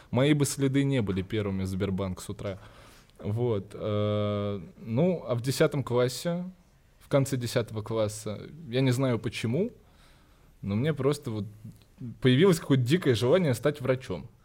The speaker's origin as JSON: {"language": "Russian", "country": "Cyprus", "tie": "born there", "said": "я вообще родился не в России. Я родился на Кипре, когда мои родители жили там."}